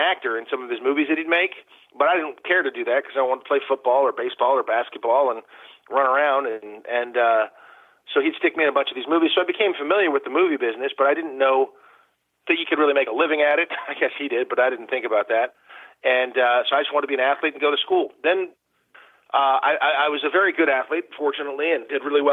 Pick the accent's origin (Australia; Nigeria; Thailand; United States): United States; Malibu, California; also born or lived in Detroit, Michigan / Hollywood, California; I was growing up in Malibu, California, and I didn't know that was any different than any other place